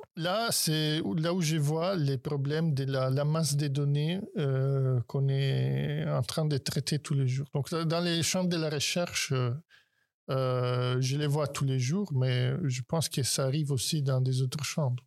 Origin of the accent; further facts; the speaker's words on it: Italy; now in France; je suis italien